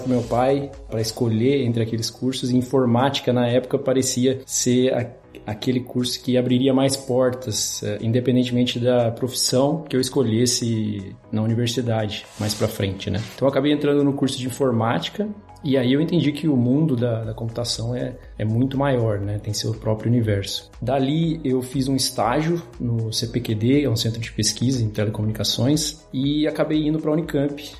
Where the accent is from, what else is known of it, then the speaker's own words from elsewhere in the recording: Mogi Guaçu, São Paulo, Brazil; moved away as an adult; also born or lived in Batatais, São Paulo / Campinas; now in Berlin, Germany; Eu nasci em Batatais, interior de São Paulo, mas eu cresci em Mogi Guaçu